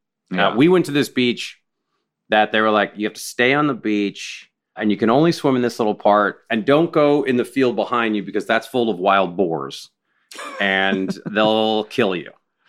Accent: West Coast, United States; And like growing up on the West Coast, you hear about New Hampshire and you're like, oh, right. Where is that?

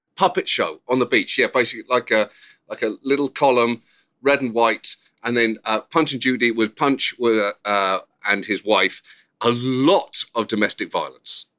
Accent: United Kingdom; accent: British; moved away; also born or lived in Bedford; I'm British

